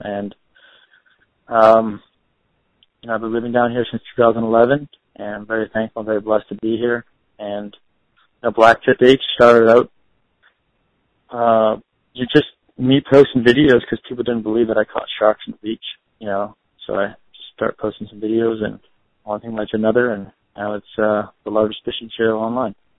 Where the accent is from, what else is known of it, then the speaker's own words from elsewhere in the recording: Windsor, Ontario, Canada; moved away; also born or lived in Florida; I grew up in Windsor, Ontario, on Lake St. Clair.